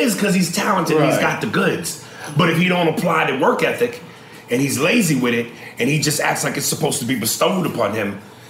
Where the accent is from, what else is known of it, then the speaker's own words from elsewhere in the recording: New York, United States; I'm from New York. I talk with a certain flair and a passion